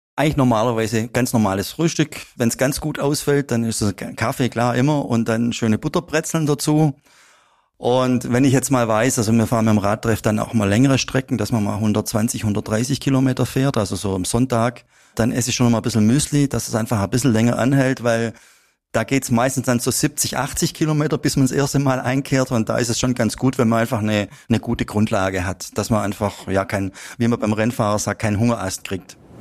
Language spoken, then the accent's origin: German; Upper Swabia, Baden-Württemberg, Germany; hat es mich wieder zurück nach Oberschwaben äh, gezogen und seitdem wohne ich eigentlich praktisch nebendran, wo ich aufgewachsen bin.